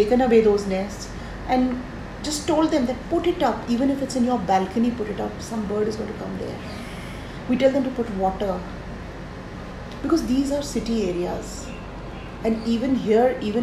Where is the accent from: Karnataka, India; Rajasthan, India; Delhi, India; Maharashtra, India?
Rajasthan, India; I come from Rajasthan, a state which has one of the rich traditions